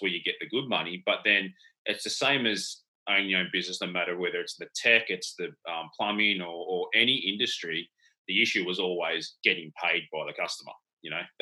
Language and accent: English; Sydney, New South Wales, Australia; also born or lived in Tasmania; So I moved from Sydney down to Tasmania